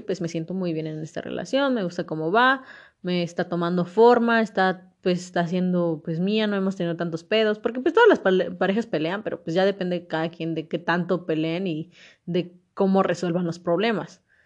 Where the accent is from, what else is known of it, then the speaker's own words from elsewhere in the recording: Mexico; como mexicanos y, unirnos como verdaderos mexicanos